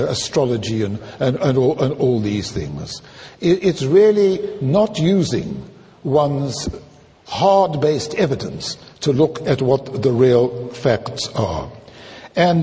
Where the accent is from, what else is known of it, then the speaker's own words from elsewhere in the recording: South Africa; I'm South African